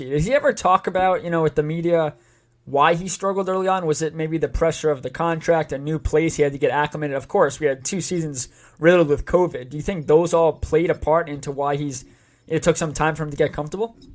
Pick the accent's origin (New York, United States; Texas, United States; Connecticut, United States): New York, United States; East Northport; I grew up in East Northport.